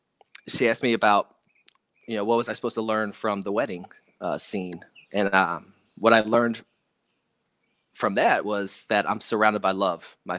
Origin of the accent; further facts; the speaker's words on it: South Dakota, United States; a place where I grew up in South Dakota on an Air Force base and I had a great childhood, man.